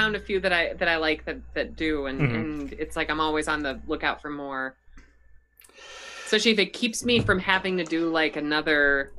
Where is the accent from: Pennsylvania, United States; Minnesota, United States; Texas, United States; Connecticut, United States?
Minnesota, United States; I'm from Minnesota